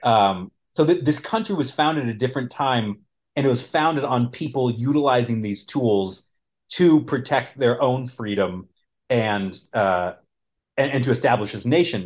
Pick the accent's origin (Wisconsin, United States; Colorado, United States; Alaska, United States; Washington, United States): Colorado, United States; I grew up in Colorado